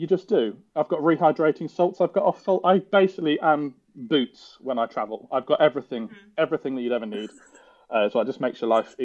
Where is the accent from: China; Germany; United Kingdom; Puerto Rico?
United Kingdom; England; I'm an Englishman.